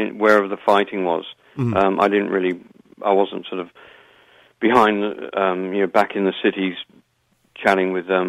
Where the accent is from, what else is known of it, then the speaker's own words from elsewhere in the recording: England, United Kingdom; moved away as an adult; also born or lived in United States; now in Ireland; I am Irish, but, you know, I don't sound very Irish. And growing up in England, or, you know, with the name …, you don't really blend in.